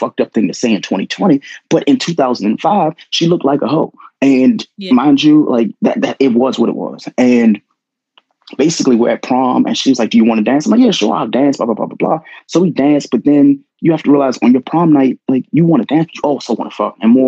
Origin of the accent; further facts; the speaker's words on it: Prince George's County, D.C. area, Maryland, United States; I went to a school in PG County